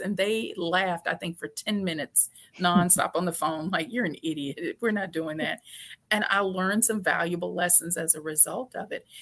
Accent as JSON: {"language": "English", "town": "Shreveport", "region": "Louisiana", "country": "United States", "tie": "born or raised there", "said": "I grew up in Shreveport, Louisiana"}